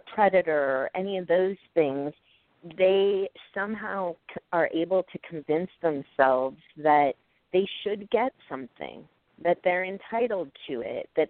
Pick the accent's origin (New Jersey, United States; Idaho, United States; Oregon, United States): Oregon, United States; Portland; moved away as an adult; now in New York, United States; I came to college here in New York, but I'm from Oregon. And so I went back to Portland